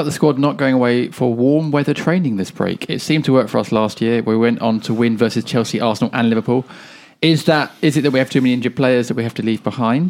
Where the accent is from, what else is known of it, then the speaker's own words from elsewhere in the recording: Spain; moved away; I grew up in Spain